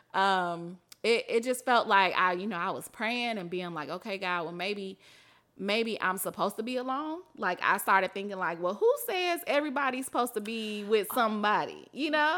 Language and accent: English; Mississippi, United States; moved away as an adult; also born or lived in Atlanta / New York; now in Chicago, United States; I'm from Mississippi where people get married super young